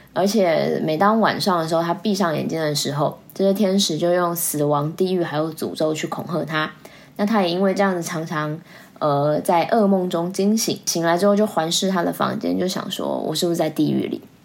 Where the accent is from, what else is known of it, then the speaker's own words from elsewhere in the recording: Taiwan; 我们台湾人